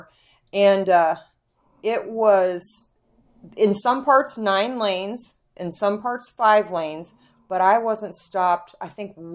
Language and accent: English; Midwest, United States; we're from the Midwest and we have space